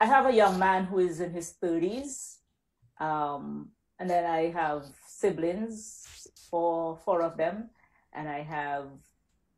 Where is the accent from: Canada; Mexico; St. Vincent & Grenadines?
St. Vincent & Grenadines; accent: Caribbean; moved away as an adult; also born or lived in California / Rome, Italy; now in Dallas, United States; I was born and raised in the little island of St. Vincent